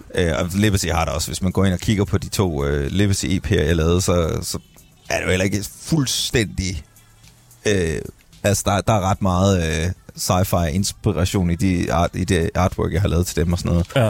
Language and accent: Danish; Skive, Central Denmark Region, Denmark; moved away; jeg er jo fra Skive